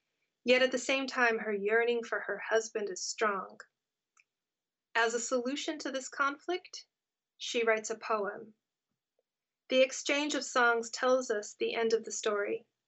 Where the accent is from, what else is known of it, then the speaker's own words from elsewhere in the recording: California, United States; know-it-all American kid growing up in California